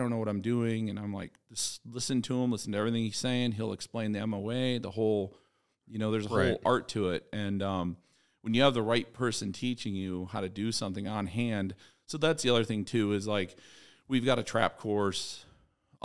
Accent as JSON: {"language": "English", "area": "outside Chicago", "region": "Illinois", "country": "United States", "tie": "born or raised there", "also_born_or_lived": "Pike County, Illinois / Sicily (father)", "said": "I grew up outside Chicago."}